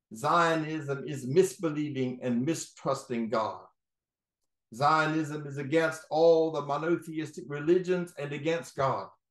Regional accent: North Carolina, United States; now in Florida, United States; I'm from North Carolina, seven generation

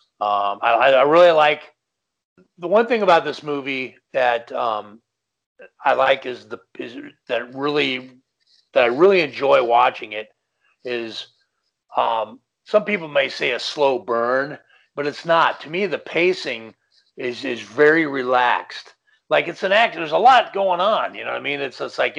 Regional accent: Los Angeles, California, United States; I'm an Angeleno, born and raised in Los Angeles

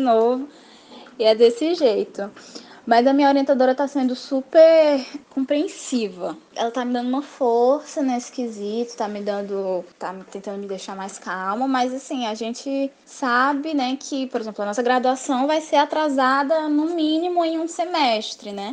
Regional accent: Fortaleza, Ceará, Brazil; tenho 20 anos, sou de Fortaleza, no Ceará

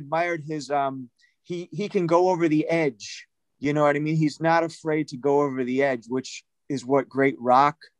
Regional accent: Detroit, Michigan, United States; now in Los Angeles, United States; a buddy of mine who I grew up with in Detroit

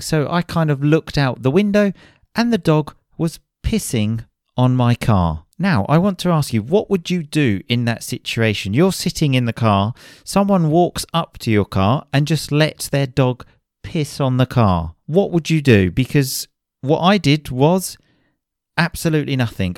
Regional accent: Chelmsford, East of England, United Kingdom; back to my hometown, Chelmsford in Essex

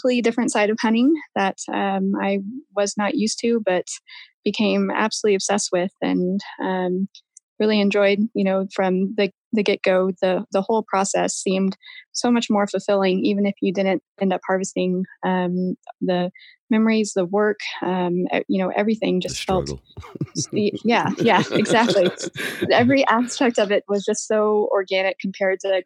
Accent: right outside of San Antonio, Texas, United States; I am originally from Texas, right outside of San Antonio. I was born and raised there

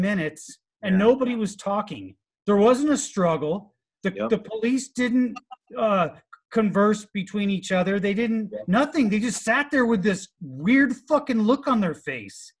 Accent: Southern California, United States; I was born and raised in Southern California

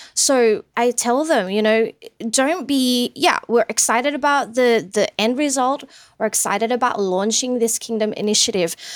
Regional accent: Sydney, New South Wales, Australia; also born or lived in Philippines; we migrated over here in Sydney back when I was ten years old. So went to school here, had high school here. Um, I'm basically an Aussie

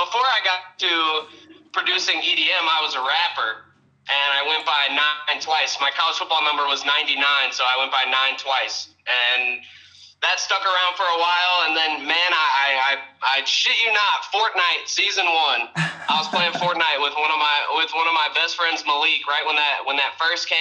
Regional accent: St. Louis, Missouri, United States; moved away as an adult; now in Texas, United States; I'm from, born and raised, St. Louis, Missouri. Lived there up until about a year ago when I moved to Texas

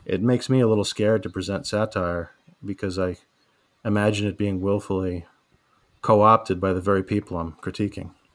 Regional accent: New York City, New York, United States; growing up in Staten Isle in the eighties

